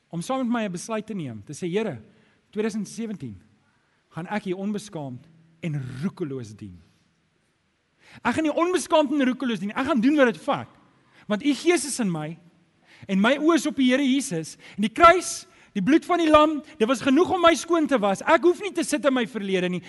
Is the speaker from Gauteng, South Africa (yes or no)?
yes; Germiston, Gauteng, South Africa; ek het groot geword in Germiston